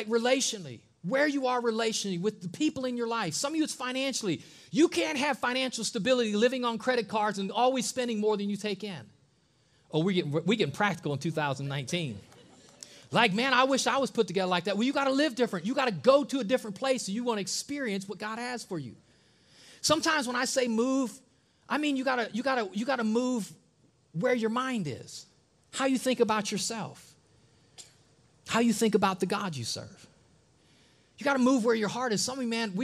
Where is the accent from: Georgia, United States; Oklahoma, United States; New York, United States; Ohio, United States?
Ohio, United States; moved away as an adult; from Ohio, born and raised in Ohio, living in Ohio